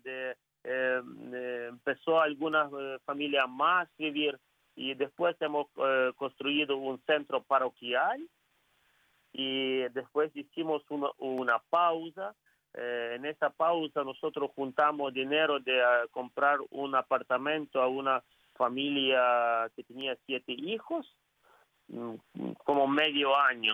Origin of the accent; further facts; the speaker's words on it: Ukraine; Spanish is a second language; also born or lived in Rome; Soy, puro ucraniano, eh, soy puro ucraniano, no tengo ni familiares eh, de lengua española